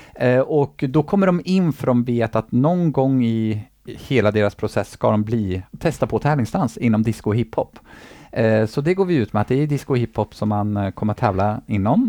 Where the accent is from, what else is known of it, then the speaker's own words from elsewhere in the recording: Eskilstuna, Södermanland, Sweden; moved away as an adult; now in Gothenburg, Sweden; hemma i Eskilstuna